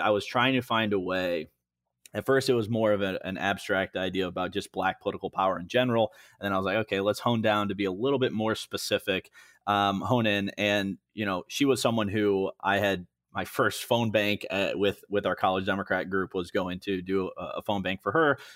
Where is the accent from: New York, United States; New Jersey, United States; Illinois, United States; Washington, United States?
Illinois, United States; Moline; moved away; also born or lived in Chicago, Illinois; I grew up in Moline, Illinois, which is Western Illinois, uh, right on the river